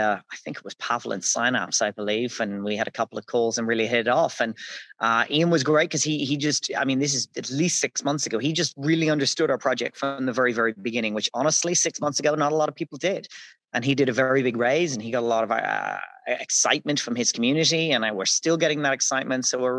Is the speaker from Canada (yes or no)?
no; Dublin, Leinster, Ireland; moved away as an adult; now in Dubai, United Arab Emirates; I'm Irish from Dublin in Ireland